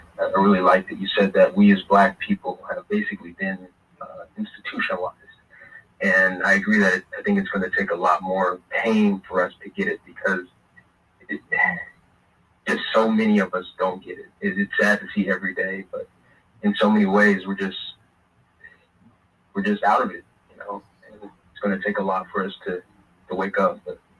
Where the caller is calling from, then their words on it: Oakland, California, United States; Hey, Jason. … from Oakland.